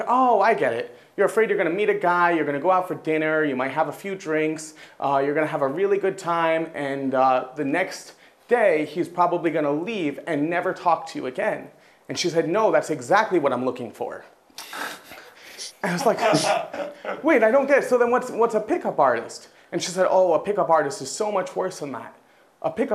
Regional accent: United States; now in China; I'm American

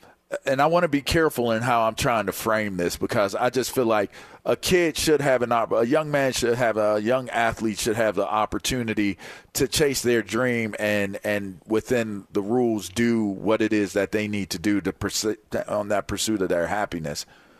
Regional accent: Pittsburgh, Pennsylvania, United States; And so growing up in Pittsburgh, wanting to do that, I felt like Pitt and Penn State gave me a great opportunity to go down that lane.

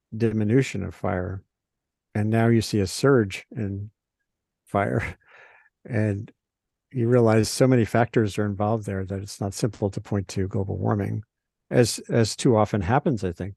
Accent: Rhode Island, United States; now in Maine, United States; I grew up in Rhode Island

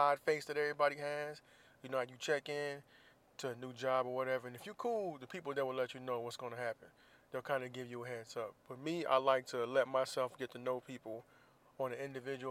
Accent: Florida, United States; moved away; in my home state of Florida

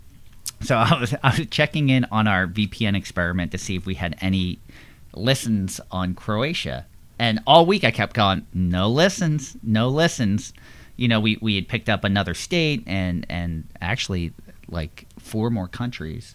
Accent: Philadelphia, Pennsylvania, United States; now in New Jersey, United States; growing up in Pennsylvania, I remember areas in northeast Philly

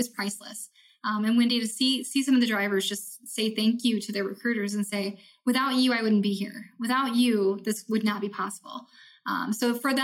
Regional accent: Iowa, United States; I'm from Iowa

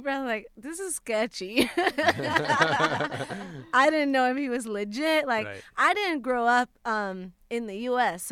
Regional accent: Puerto Rico; moved away as an adult; now in Los Angeles, United States; I had just moved to LA. I'm from Puerto Rico.

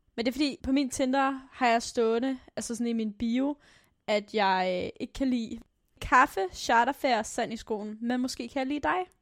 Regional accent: Aalborg, North Denmark Region, Denmark; jeg er fra Aalborg Øst

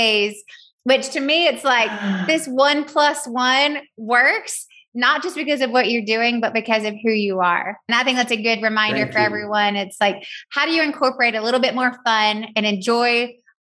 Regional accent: Southern, United States; accent: Southern; my Southern accent

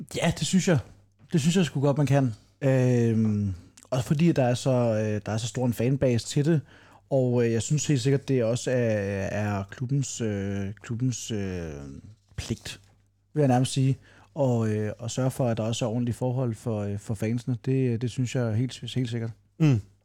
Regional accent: Funen, Southern Denmark, Denmark; som fynboer

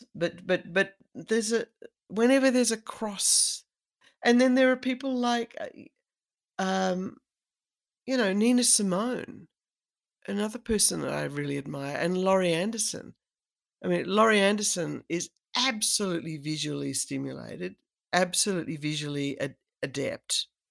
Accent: Australia; I'm a woman, and I'm Australian

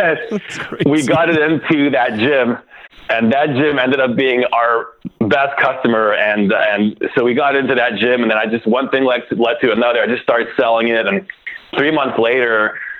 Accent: Canada; now in United States; I'm actually from Canada.

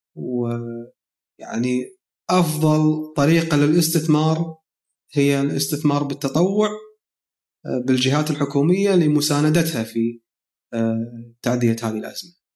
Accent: Kuwait; عندنا بالكويت

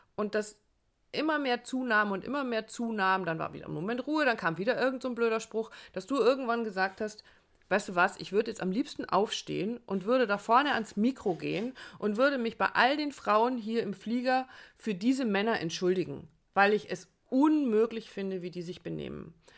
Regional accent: Germany; bei uns in Deutschland

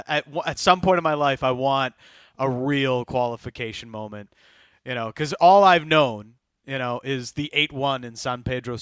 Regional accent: Canada; I want an actual qualifying moment at some point in my life as a Canadian soccer fan.

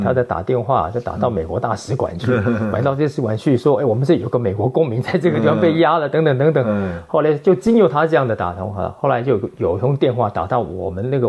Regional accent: Pingtung, Pingtung County, Taiwan; moved away; 屏东是我的老家

